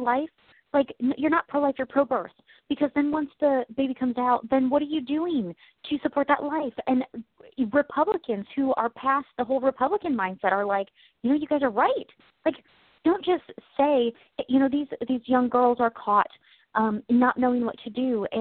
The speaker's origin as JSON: {"language": "English", "country": "United States", "said": "I'm American."}